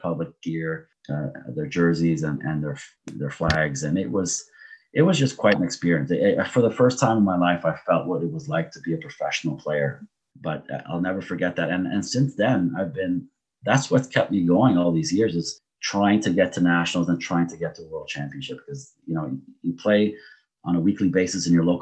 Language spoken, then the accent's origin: English; Canada; my heritage is Portuguese. I was born in Canada, but I have Portuguese citizenship. And a lot of the guys I grew up with in the Portuguese neighborhood